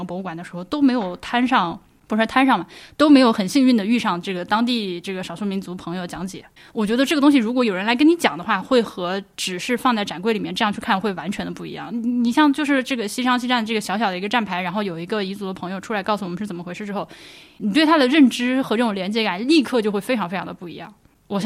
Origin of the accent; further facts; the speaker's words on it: China; 实际上，嗯，我们作为中国人，对于中国的绝大部分地方是极其不了解的